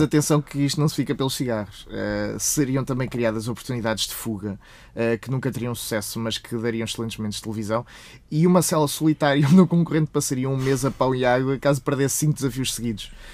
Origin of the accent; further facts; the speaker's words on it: Portugal; Somos portugueses.